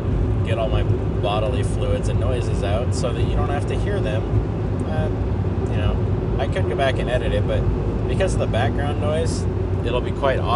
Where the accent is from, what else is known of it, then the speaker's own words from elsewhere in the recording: United States; now in Seattle, United States; I'm American, so I grew up most of my life ignorant of other countries